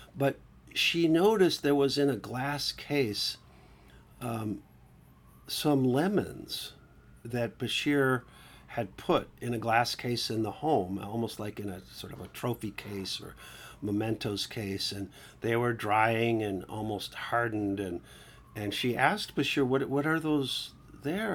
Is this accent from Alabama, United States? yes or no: no; Milwaukee, Wisconsin, United States; I grew up Catholic in, in, uh, the upper Midwest in Milwaukee